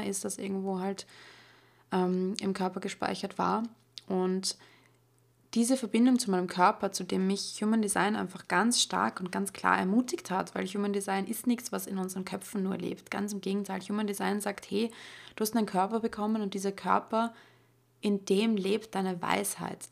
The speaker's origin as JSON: {"language": "German", "country": "Austria", "said": "bei uns in Österreich"}